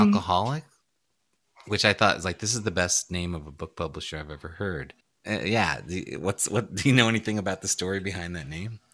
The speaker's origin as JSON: {"language": "English", "town": "New York City", "region": "New York", "country": "United States", "tie": "born or raised there", "said": "I grew up in Brooklyn, New York"}